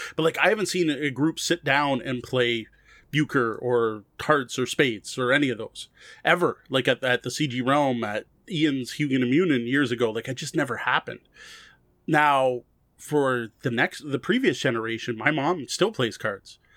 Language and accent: English; Windsor, Ontario, Canada; especially going to, uh, schools in Windsor, right? We're both from Windsor